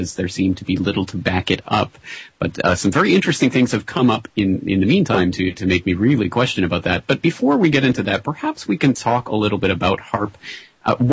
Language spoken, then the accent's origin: English; Canada; as a Canadian